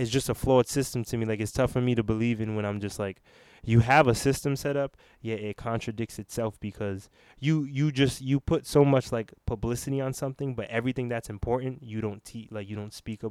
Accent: Rhode Island, United States; the state we're from Rhode Island

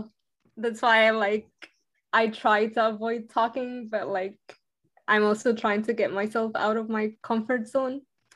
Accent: Bayonne, New Jersey, United States; I'm from Bayonne, New Jersey.

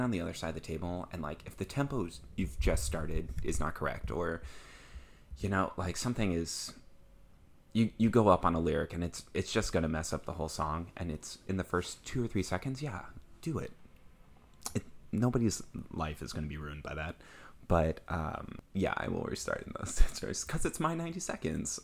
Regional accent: Midwest, United States; I'm from the Midwest

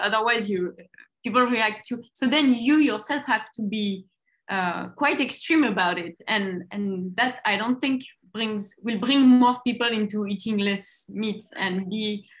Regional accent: Basque Country, Spain; at least I grew up in the Basque Country, which is between France and Spain, where people really can eat cold cuts 3 times a day.

